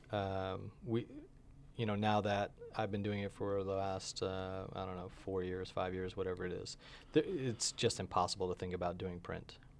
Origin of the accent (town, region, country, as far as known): upstate New York, United States; born or raised there; moved away as an adult; also born or lived in Long Island, New York / Florida; now in Albuquerque, United States